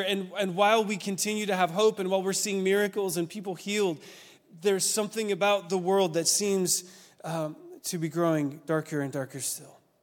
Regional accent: Oregon, United States; moved away; I'm a West Coast kid. I grew up in Oregon

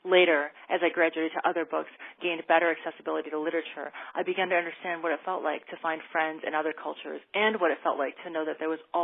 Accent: Taiwan; now in United States; my home country

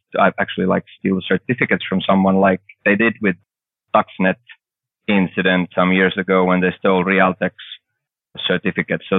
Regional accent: Finland; I'm coming from Finland with, like, we had one big company before

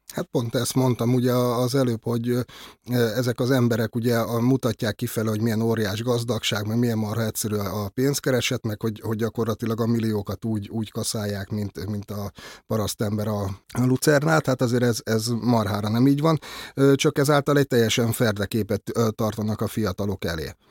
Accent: Budapest, Hungary; egyszerű cinkotai paraszgyerek lévén

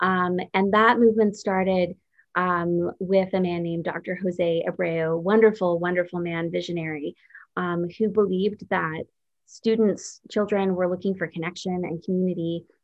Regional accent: Creston, British Columbia, Canada; now in Toronto, Canada; I was born in Creston, BC. And my parents for years were apple orchard and cherry orchard farmers. There we had a family business growing fruit, and that's where I grew up.

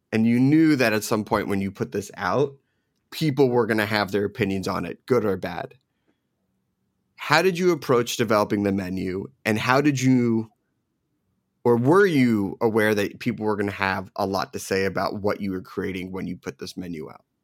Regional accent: Philadelphia, Pennsylvania, United States; also born or lived in New Jersey / New York; now in Los Angeles, United States; it's a very East Coast style because I grew up in Philadelphia and Jersey, New York.

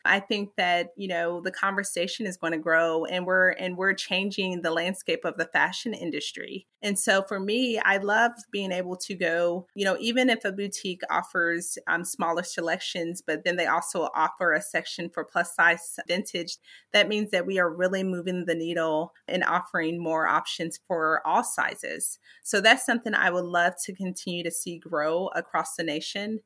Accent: Lexington, Kentucky, United States; moved away; I was born and raised in Lexington, Kentucky

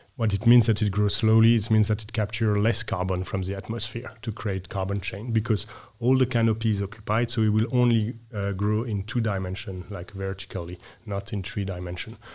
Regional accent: west coast of France, France; moved away as an adult; also born or lived in Norway; now in Copenhagen, Denmark; I grew up, uh, west coast of France

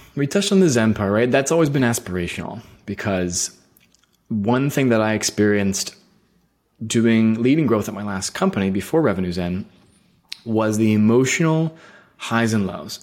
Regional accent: Bay Area, California, United States; moved away as an adult; also born or lived in San Francisco; now in Portland, United States; I was born and raised in Berlin Game, so I, I'm a native of the Bay Area

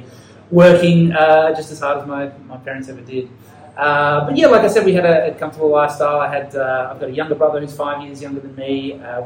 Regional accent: Ballarat, Victoria, Australia; accent: Australian; moved away as an adult; now in Japan; I grew up in Australia, near Melbourne, basically 100 kilometres outside Melbourne, in a country town or city, depending on how you want to define it, called Ballarat.

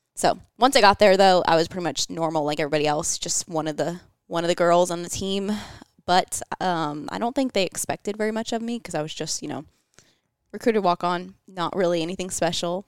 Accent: St. Petersburg, Florida, United States; moved away as an adult; also born or lived in Georgia; I was from Saint Pete, Florida. Uh, I was, went to high school there

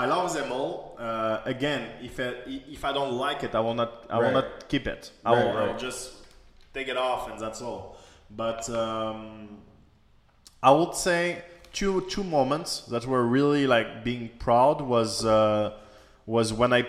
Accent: China; English is a second language; So actually, social media is very new for me. Like, I came from China.

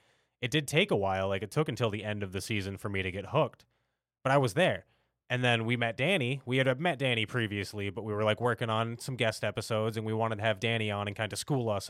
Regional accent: United States; as an American anime fan who grew up in Toonami

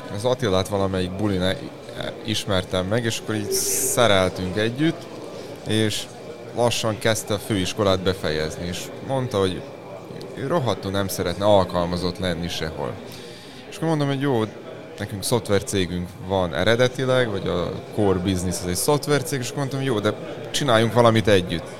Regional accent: Subotica, Vojvodina, Serbia; mi Vajdaságból jövünk, Szabadkáról, határ túloldaláról

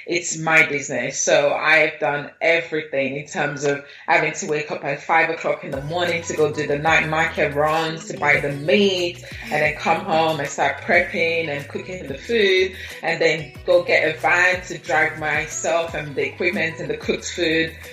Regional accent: London, United Kingdom; also born or lived in Nigeria / Lagos; I lived in Nigeria for the first 9 years of my life before I then came back to London, where I finished my secondary school

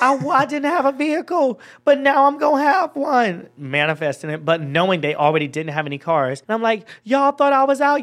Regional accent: Georgia, United States; accent: Georgia; moved away as an adult; now in Los Angeles, United States; it's my Georgia accent. This is how I talk when I'm back at home

